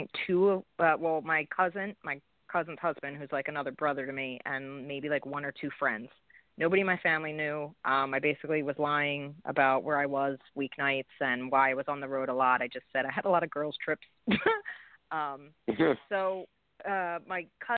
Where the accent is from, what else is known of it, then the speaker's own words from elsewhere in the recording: Philadelphia, Pennsylvania, United States; I'm from Philly